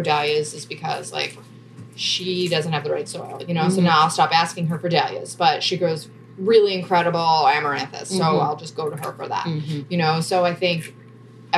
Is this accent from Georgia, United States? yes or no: no; New Jersey, United States; I'm from South Jersey.